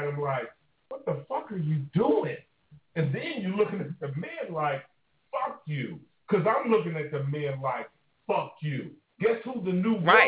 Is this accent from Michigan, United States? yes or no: no; Oakland, California, United States; I'm from Pimp Country, Oakland, California